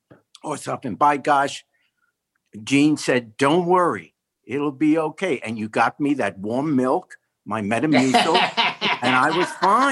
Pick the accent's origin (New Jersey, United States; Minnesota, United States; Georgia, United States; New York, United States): Georgia, United States; Atlanta; we're from the Atlanta area